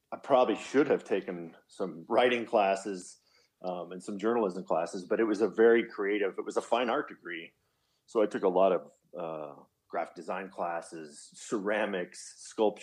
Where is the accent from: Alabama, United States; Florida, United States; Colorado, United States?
Colorado, United States; moved away as an adult; also born or lived in Arizona; Born and raised in Colorado. I'm back home.